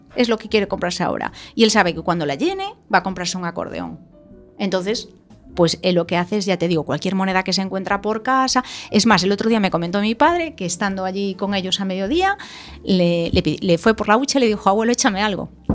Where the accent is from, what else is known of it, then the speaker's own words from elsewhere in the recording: Ourense, Galicia, Spain; yo nací en Orense, en una familia emprendedora ya de por sí